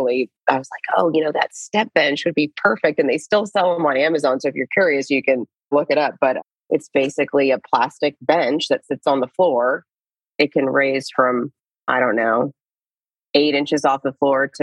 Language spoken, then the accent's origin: English; Lewiston, Idaho, United States; also born or lived in Florida; now in Austin, United States; So I grew up in Lewiston, Idaho, a very small town in the panhandle of Idaho